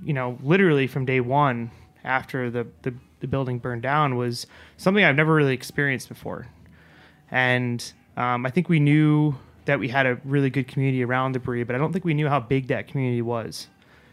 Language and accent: English; New York, United States; we're both from New York here